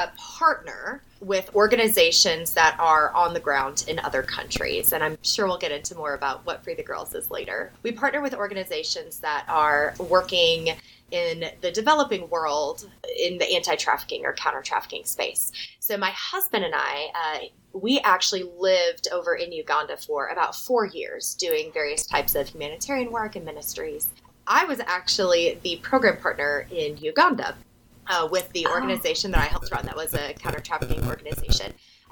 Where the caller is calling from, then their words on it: Tennessee, United States; I am joining you from Northeast Tennessee.